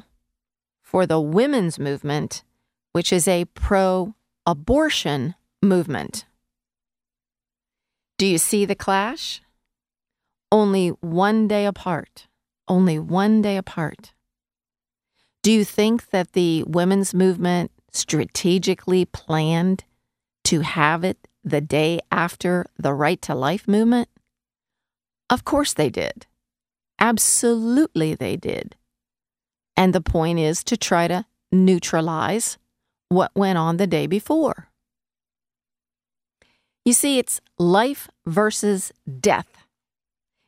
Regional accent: United States; as an American living in the United States

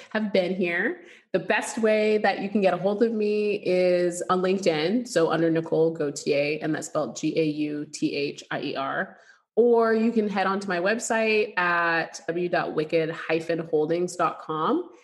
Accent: Canada; moved away as an adult; now in United States; we grew up in Canada and we lived there for like almost 20 years, I'd say almost 20 years but my family's from Louisiana

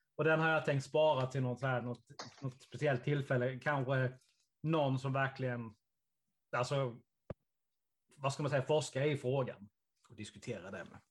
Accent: Karlshamn, Blekinge, Sweden; Karlshamn där jag kommer ifrån

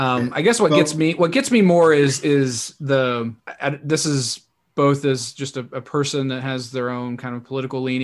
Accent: North Carolina, United States; born or raised there

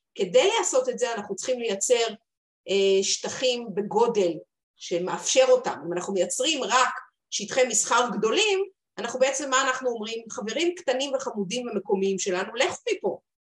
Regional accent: Haifa, Haifa District, Israel; אני חיפאית

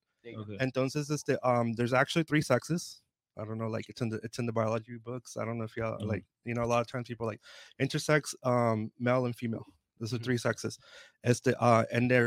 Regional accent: Oceanside, California, United States; I'm an Oceanside native. I grew up here in Oceanside in the late 90s, early 2000s.

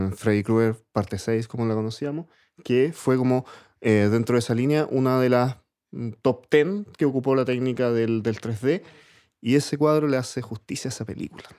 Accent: Santiago, Santiago Metropolitan Region, Chile; yo vivía en el, 12 de Gran Avenida

